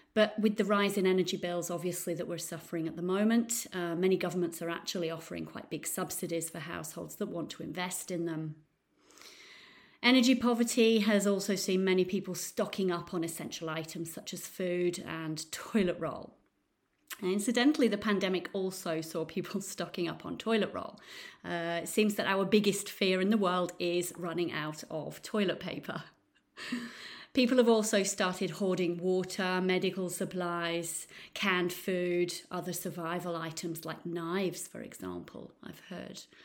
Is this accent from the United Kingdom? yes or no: yes; Nottingham, East Midlands, United Kingdom; now in Florence, Italy; I'm actually from Nottingham in the U K, but I now live in beautiful Florence in Italy.